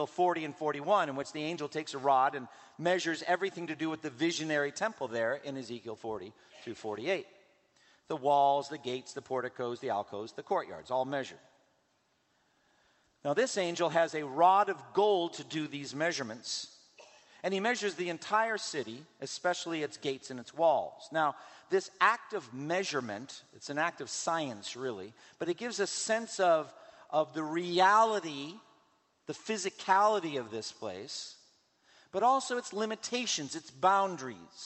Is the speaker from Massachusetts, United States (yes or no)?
yes; Boston, Massachusetts, United States; my hometown of Boston